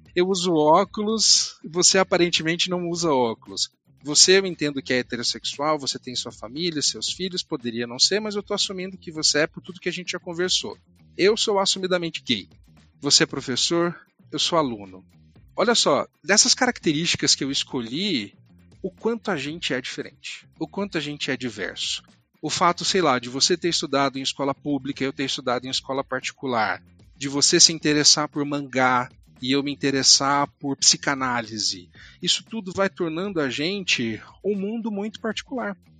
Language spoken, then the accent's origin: Portuguese; Uberlândia, Minas Gerais, Brazil; moved away; eu sou natural de Uberlândia, interior de Minas Gerais